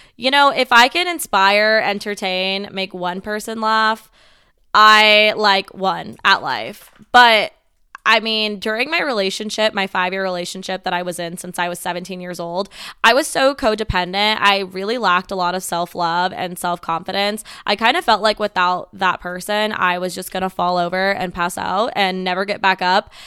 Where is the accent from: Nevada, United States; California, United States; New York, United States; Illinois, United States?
Nevada, United States; Las Vegas; I am born and raised in Las Vegas, Nevada